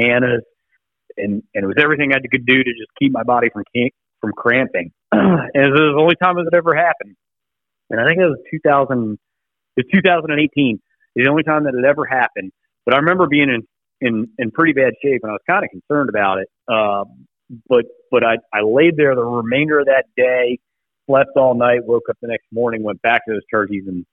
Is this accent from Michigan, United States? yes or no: no; West Virginia, United States; West Virginia, my home state